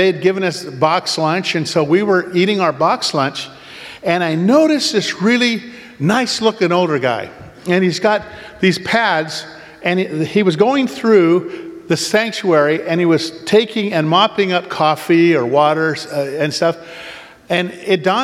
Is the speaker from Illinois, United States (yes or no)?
no; Oregon, United States; we're from Oregon